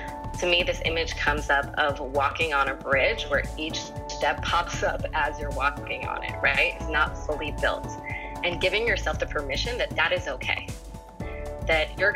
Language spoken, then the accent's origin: English; East Coast, United States; moved away as an adult; also born or lived in New York; now in Los Angeles, United States; I'm from the East Coast, and I started off as an actor